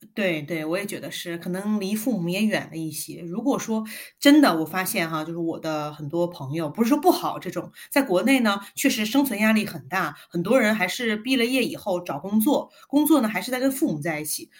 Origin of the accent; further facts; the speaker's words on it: Guangzhou, Guangdong, China; also born or lived in northern China; 我是北方人嘛，但是我是在广州长大的